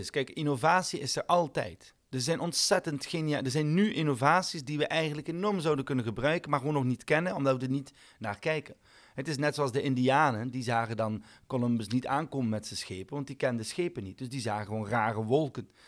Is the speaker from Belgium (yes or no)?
yes; Belgium; ik ben een Belg die geen bier drinkt.